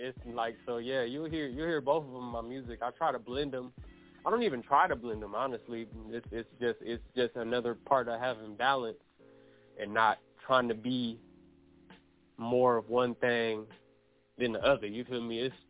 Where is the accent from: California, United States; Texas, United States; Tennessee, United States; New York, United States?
Texas, United States; Houston; accent: Houston; now in San Diego, United States; I was born in Houston. You know, got family on both sides.